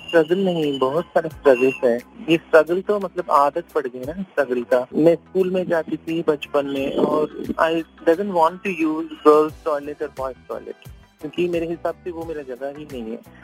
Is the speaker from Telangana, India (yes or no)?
yes; Hyderabad, Telangana, India; मैं हैदराबाद से हूँ